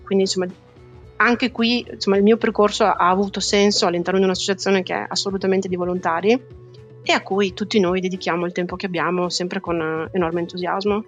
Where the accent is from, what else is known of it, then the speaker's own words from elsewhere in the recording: Italy; moved away as an adult; now in The Hague, Netherlands; nel mio paese di origine